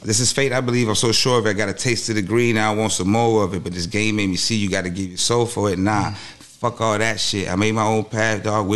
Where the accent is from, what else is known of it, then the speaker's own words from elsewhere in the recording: Cutler Ridge, Florida, United States; also born or lived in Los Angeles, California / Las Vegas, Nevada; I was born in L.A. originally, but I was raised here in Cutler Ridge